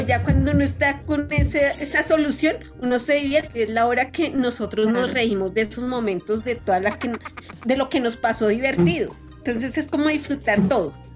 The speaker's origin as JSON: {"language": "Spanish", "country": "Colombia", "said": "soy colombiana"}